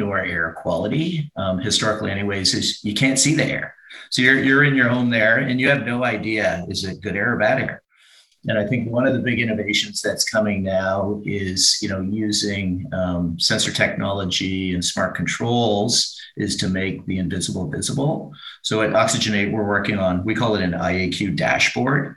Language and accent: English; Canada; as a Canadian